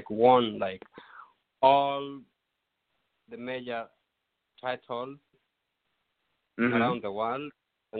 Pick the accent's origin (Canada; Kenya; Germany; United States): Kenya; moved away; Growing up in Kenya